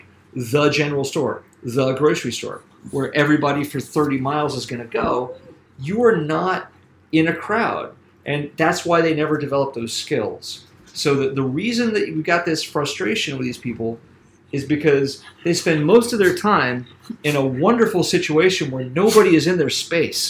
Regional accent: Columbia, South Carolina, United States; moved away as an adult; also born or lived in Boston; I'm from Columbia, South Carolina.

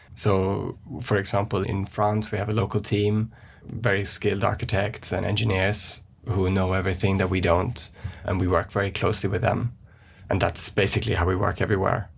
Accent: West Coast of Sweden, Sweden; moved away; if we start in Sweden, where I grew up, I'm from the West Coast.

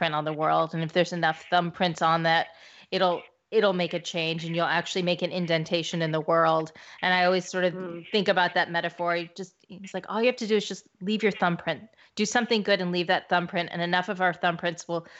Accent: Missouri, United States; I'm from Missouri

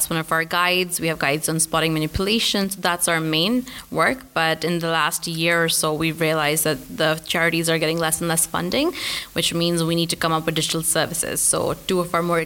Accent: Pakistan; moved away as an adult; also born or lived in Glasgow; I grew up in Pakistan

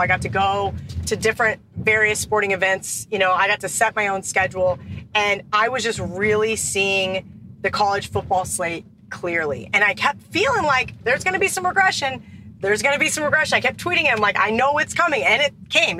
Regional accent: Kansas, United States; moved away as an adult; now in Las Vegas, United States; growing up in Kansas

